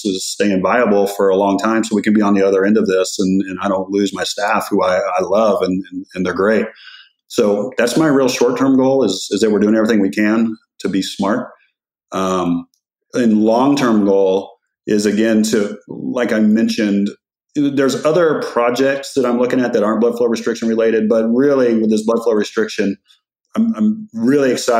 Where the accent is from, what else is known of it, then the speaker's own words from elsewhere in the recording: West Texas, United States; I grew up in West Texas